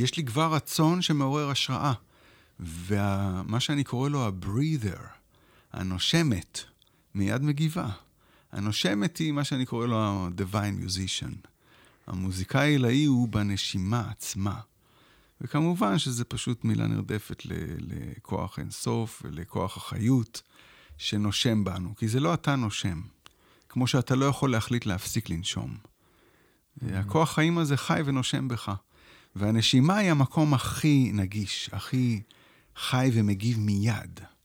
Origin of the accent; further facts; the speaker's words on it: Israel; also born or lived in Shefayim; אני כן גדלתי כאן, בתוך עמי אני יושב